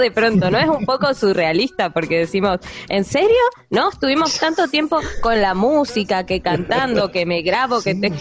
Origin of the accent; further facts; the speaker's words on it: General Roca, Río Negro, Argentina; somos de General Roca, Río Negro